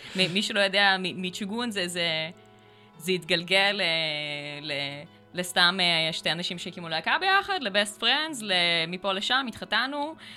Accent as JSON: {"language": "Hebrew", "town": "Acre", "region": "Northern District", "country": "Israel", "moved": "yes", "lives_now": "Krayot, Israel", "said": "אני ברחתי מעכו ברגע שיכולתי"}